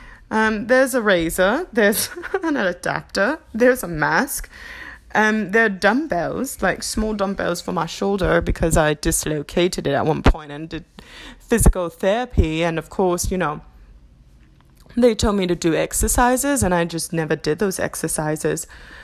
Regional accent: United Kingdom; accent: English; I'm going to be transitioning between English accent and my new Australian accent, which some people have said sound New Zealander or like a Kiwi.

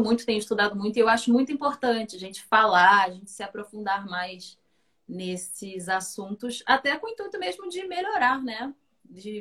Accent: Conceição de Macabu, Rio de Janeiro, Brazil; Fui criada em Conceição de Macapu, que é bem interior do estado do Rio, né? Região Norte Fluminense

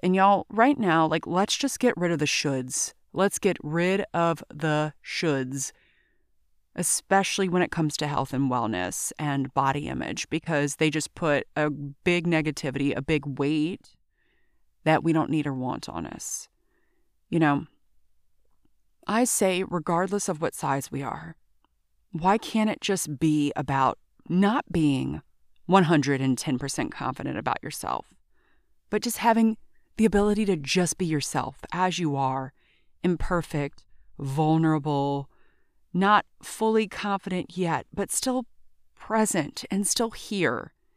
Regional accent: Baton Rouge, Louisiana, United States; I'm originally from Baton Rouge, but my soul is from New Orleans.

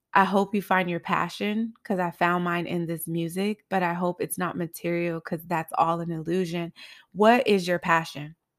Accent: Los Angeles, California, United States; also born or lived in Highland Park, Los Angeles; I grew up in South Central L

